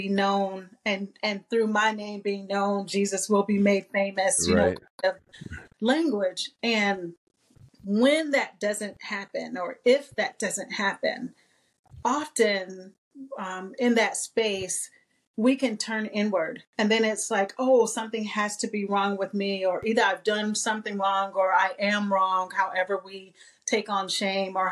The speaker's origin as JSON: {"language": "English", "town": "Clayton", "region": "North Carolina", "country": "United States", "tie": "born or raised there", "also_born_or_lived": "Washington, D.C. / Virginia / Georgia", "moved": "yes", "said": "I was born in Washington, D.C. and raised in rural North Carolina"}